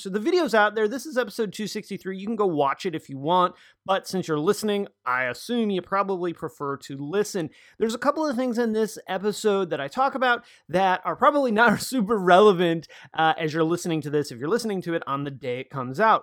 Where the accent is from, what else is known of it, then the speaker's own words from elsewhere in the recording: Joliet, Illinois, United States; moved away; my hometown, weirdly enough, like six miles from where I grew up, super strange, of Joliet, Illinois